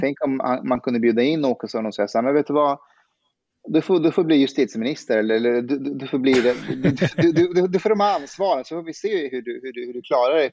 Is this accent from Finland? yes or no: no; Afghanistan; now in Sweden; jag, jag, är afghan, då skämtar vi så att jag, jag är en superassimilerad bostadsrättsafghan